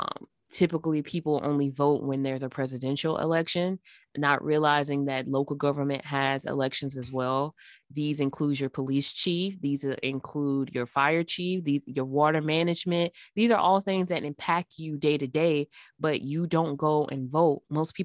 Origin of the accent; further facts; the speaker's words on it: Florence, Alabama, United States; born there; So I was born in Alabama in a Northwest city. It's called Florence. It's off of the Tennessee River Valley.